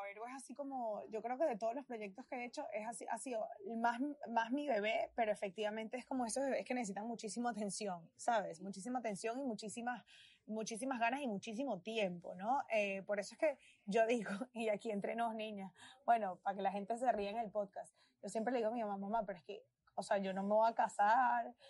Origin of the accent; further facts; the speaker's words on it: Venezuela; now in United States; yo soy de Venezuela y mi historia como venezolana y mi historia como inmigrante